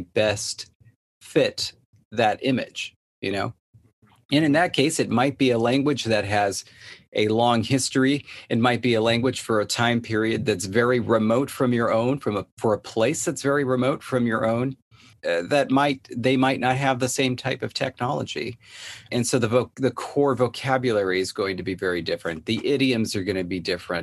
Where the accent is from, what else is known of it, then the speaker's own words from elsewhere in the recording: Southern California, United States; Born and raised in Southern California